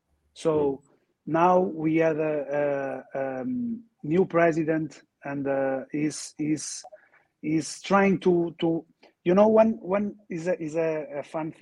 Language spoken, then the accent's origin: English; Portugal; English is a second language; You know, I'm from Portugal. He is from Spanish. Spain. So we are near, you know.